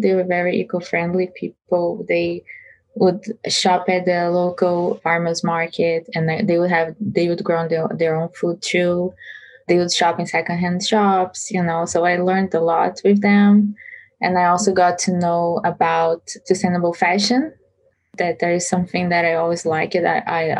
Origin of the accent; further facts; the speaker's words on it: Brazil; moved away as an adult; also born or lived in San Francisco Bay Area, United States; now in United States; I'm Brazilian and I was born and raised in Brazil until 21 years old.